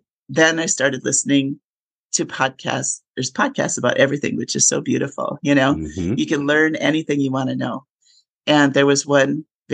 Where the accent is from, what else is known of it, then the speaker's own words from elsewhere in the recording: Minnesota, United States; moved away as an adult; also born or lived in upstate New York / Colorado / Texas; I grew up in Minnesota.